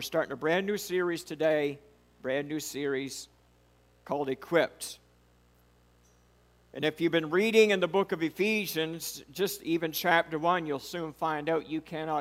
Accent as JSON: {"language": "English", "country": "United States", "said": "I'm a redneck from Charlotte County"}